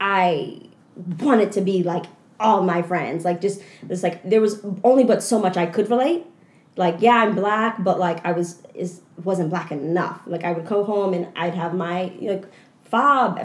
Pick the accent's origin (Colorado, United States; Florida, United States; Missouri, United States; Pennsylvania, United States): Pennsylvania, United States; Philadelphia; moved away as an adult; Philadelphia has shaped my entire identity